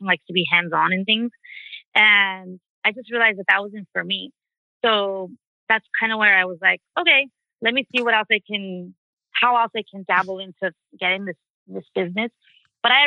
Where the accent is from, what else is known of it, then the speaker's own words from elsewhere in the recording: Los Angeles, California, United States; also born or lived in San Diego; I'm originally from East LA, that's in Los Angeles. I grew up there